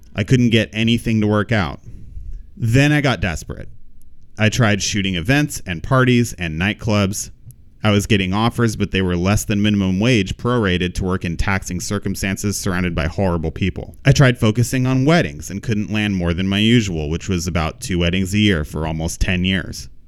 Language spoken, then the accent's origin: English; Pomona, California, United States; I grew up in Pomona, California